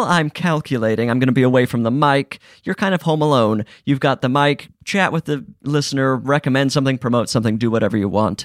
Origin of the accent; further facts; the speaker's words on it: Utah, United States; I'm from Utah